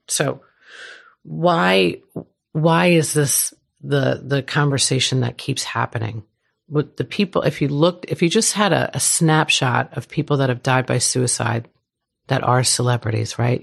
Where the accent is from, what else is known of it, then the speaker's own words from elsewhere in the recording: New York, United States; moved away; I'm from New York.